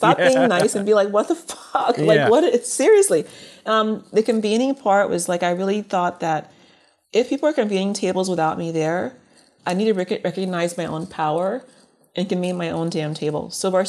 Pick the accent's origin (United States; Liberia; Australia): Liberia; born there; moved away; I'll be honest, being that I was born in Liberia and immigrated here, I didn't think of color as being an issue at first.